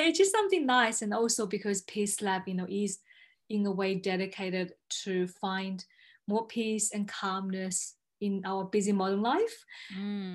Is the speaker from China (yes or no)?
yes; China; moved away as an adult; also born or lived in Melbourne, Australia; i was from china i came here to study law